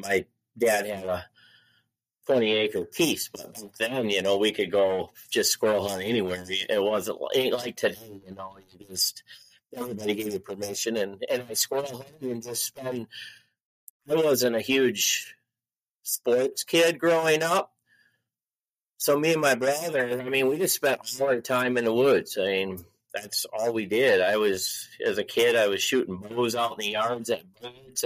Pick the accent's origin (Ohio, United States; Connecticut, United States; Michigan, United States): Michigan, United States; moved away as an adult; now in Iowa, United States; I grew up in Michigan